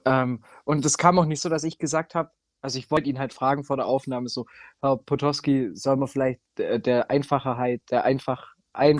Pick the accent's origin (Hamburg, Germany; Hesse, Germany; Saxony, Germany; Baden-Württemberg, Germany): Baden-Württemberg, Germany; Giengen an der Brenz; das ist tatsächlich die Partnerstadt von meiner Heimatstadt.